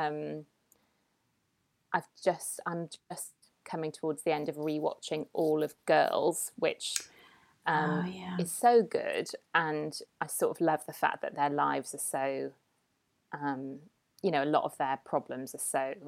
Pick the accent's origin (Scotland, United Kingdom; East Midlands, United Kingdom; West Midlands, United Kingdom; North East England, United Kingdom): North East England, United Kingdom; Newcastle upon Tyne; moved away as an adult; also born or lived in Edinburgh; I'm from Newcastle as well